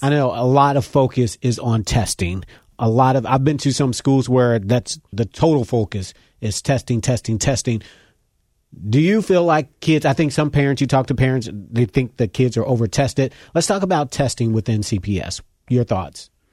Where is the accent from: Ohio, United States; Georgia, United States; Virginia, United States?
Ohio, United States; Cincinnati; I grew up in Winton Terrace